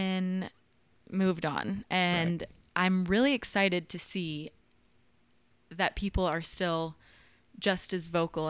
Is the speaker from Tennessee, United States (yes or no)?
yes; Nashville, Tennessee, United States; So I grew up here okay. in Nashville, just over in like Oak Hill.